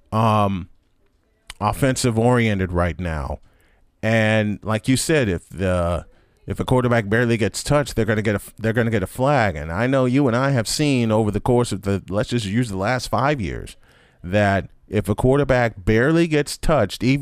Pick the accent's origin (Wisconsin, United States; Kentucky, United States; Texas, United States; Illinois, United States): Illinois, United States; Chicago; I was growing up in Chicago at the time